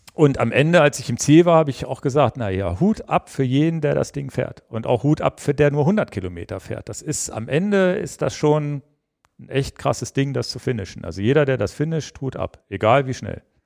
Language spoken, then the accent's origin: German; Hanover, Lower Saxony, Germany; über meine Heimat mal kommen, über den Kronsberg